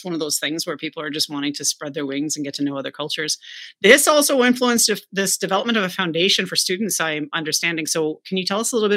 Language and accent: English; Canada; also born or lived in West Palm Beach, Florida; I'm Canadian